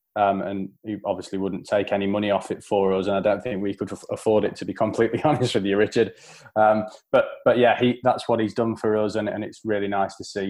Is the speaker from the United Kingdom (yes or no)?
yes; England, United Kingdom; how we will be seen as English people and English fans